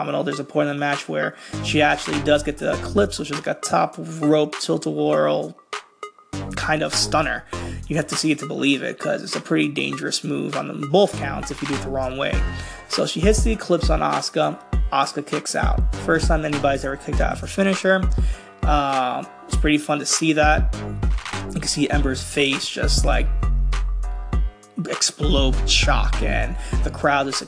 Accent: New York, United States; I'm from New York

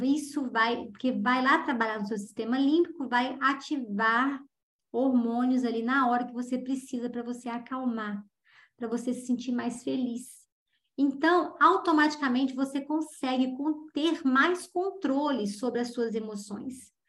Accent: Juiz de Fora, Minas Gerais, Brazil; É uma cidade de médio porte, onde eu nasci, Juiz de Fora. Hoje tem mais habitantes, mas quando eu era jovem, Juiz de Fora tinha uma média de 400 mil habitantes

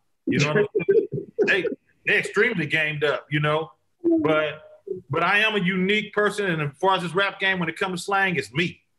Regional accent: Vallejo, California, United States; We made it, you know, really really good to say I'm from Vallejo with your chest out. Like, you understand me? Like, you ain't you know, it's the V. Like, we made it good to be from Vallejo.

